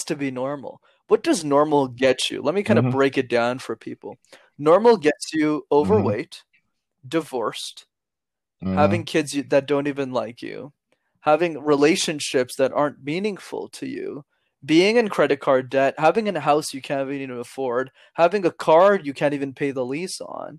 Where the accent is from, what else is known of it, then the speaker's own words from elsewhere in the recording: Canada; I'm from Canada